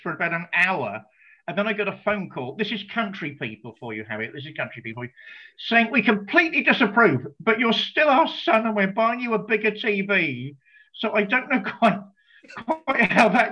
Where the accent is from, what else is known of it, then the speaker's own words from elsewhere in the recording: United Kingdom; us being British.